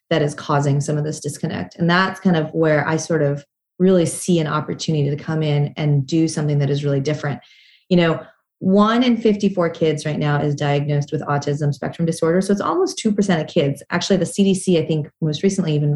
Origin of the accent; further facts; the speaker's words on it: Salt Lake City, Utah, United States; moved away; when I was a kid, I grew up in Salt Lake City, Utah